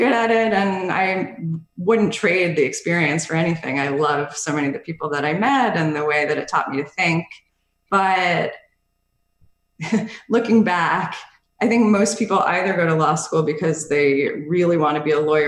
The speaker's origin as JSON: {"language": "English", "town": "Bridgewater", "region": "New Jersey", "country": "United States", "tie": "born or raised there", "also_born_or_lived": "Hoboken, New Jersey", "said": "I grew up in Bridgewater, New Jersey"}